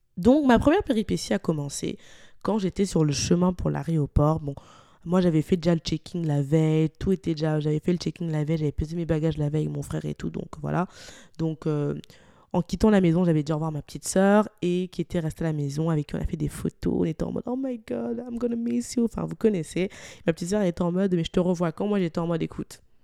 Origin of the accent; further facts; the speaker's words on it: Lyon, Auvergne-Rhône-Alpes, France; moved away as an adult; now in Montreal, Canada; étant originaire de Lyon, je suis partie de Lyon